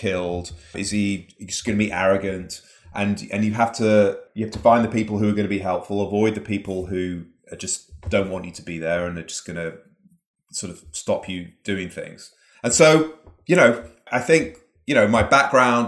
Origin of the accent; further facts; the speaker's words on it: Manchester, North West England, United Kingdom; moved away; I grew up in Manchester in the northwest of England, sort of grim industrial city, sort of like the Detroit of England or something.